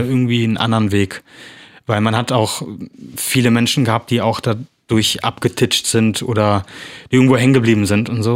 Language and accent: German; Bonn, North Rhine-Westphalia, Germany; moved away as an adult; now in Bornheim, Germany; bin Film- und Fernsehschauspieler aus äh, Bonn, Bornheim jetzt